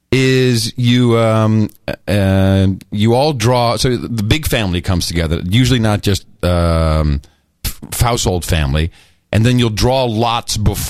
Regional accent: United States; I'm from America

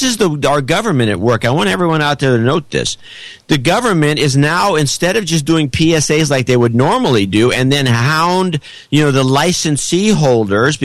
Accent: the Show Me State, Missouri, United States; I'm from the show me state

